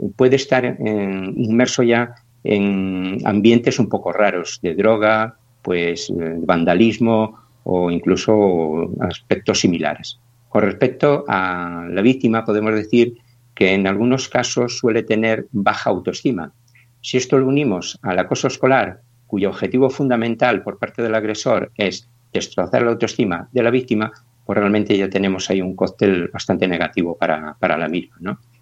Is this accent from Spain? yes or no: yes; Cantabria, Spain; moved away as an adult; now in Galicia, Spain; yo soy de Cantabria, pues llevo aquí ya más de 30 años